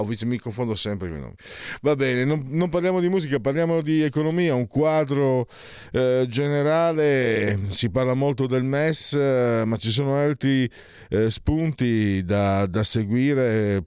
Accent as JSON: {"language": "Italian", "town": "San Vito al Tagliamento", "region": "Friuli-Venezia Giulia", "country": "Italy", "said": "io sono di San Vito il Tagliamento, Bassa Friulana"}